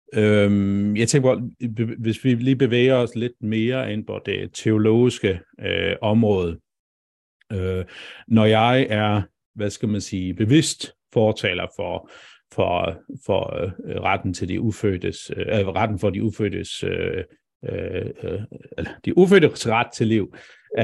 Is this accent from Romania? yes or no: no; Faroe Islands; now in Denmark; nu var jeg så ret ung, da jeg flyttede fra færgerne, men, men, men jeg er færing